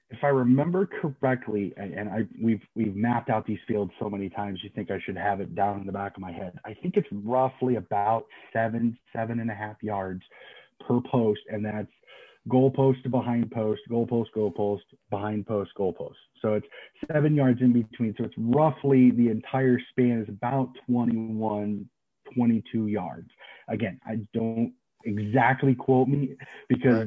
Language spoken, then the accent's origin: English; Des Moines, Iowa, United States; I was born and raised here in Des Moines, Iowa. I'm prototypical American.